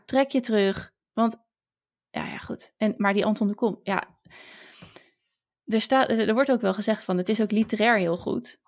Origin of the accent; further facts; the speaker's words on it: Netherlands; wij eh, als Nederlanders